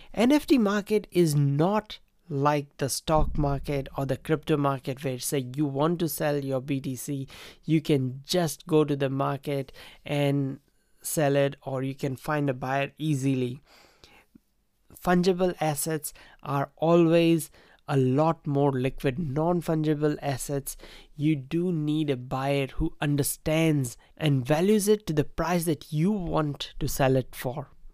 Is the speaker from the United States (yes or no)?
no; India; Growing up in India